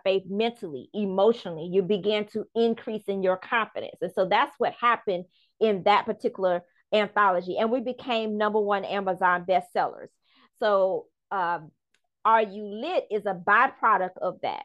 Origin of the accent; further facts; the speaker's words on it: Charleston, South Carolina, United States; also born or lived in Bronx, New York; I'm originally from the Bronx, New York, where my grandmother raised me up until I was 5 years old. And then my parents migrated to Charleston, South Carolina.